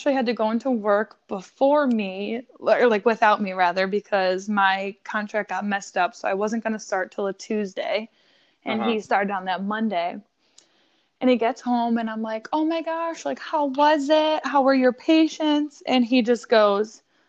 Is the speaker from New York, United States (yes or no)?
yes; Buffalo, New York, United States; We are from Buffalo, New York